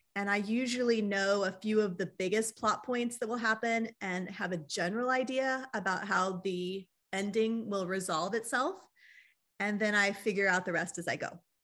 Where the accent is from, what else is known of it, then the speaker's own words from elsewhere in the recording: Riverside, California, United States; moved away as an adult; also born or lived in Texas / Anguilla; I was raised in Southern California, in the town of Riverside